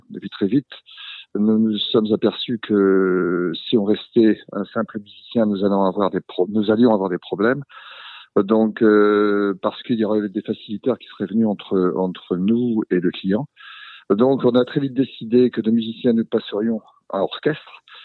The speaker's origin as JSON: {"language": "French", "region": "Brittany", "country": "France", "said": "nous sommes des Bretons"}